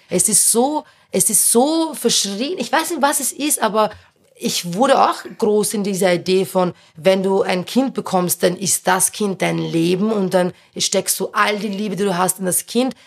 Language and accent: German; Berndorf, Lower Austria, Austria; der ich aufgewachsen bin, in Niederösterreich